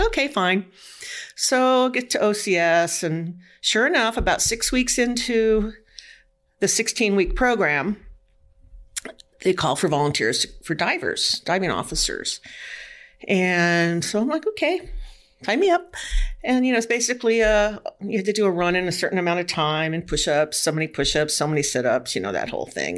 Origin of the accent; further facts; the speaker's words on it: California, United States; moved away as an adult; now in Washington, United States; I lived in California all my life went to college, you know, and then I got married, and then we moved to Washington in 1975.